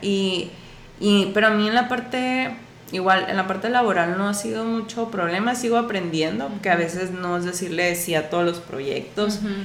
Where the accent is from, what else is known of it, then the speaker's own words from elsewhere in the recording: Mexico; como cultura mexicana y a, lo mejor latinoamericana